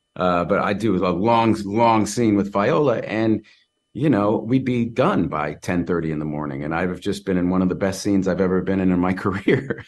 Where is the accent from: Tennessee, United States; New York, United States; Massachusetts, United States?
Massachusetts, United States; Cambridge; born or raised there